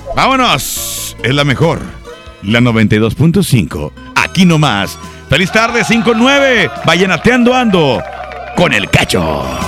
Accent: Mexico; somos mexicanos

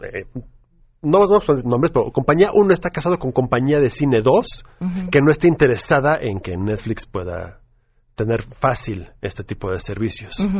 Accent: Mexico; nosotros como mexicanos

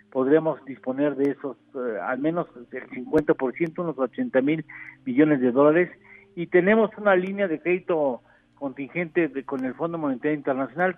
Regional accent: Mexico

